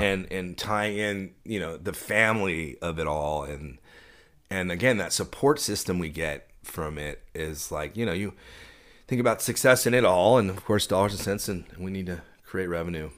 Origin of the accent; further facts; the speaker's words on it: Dallas, Texas, United States; also born or lived in Austin; I grew up in Dallas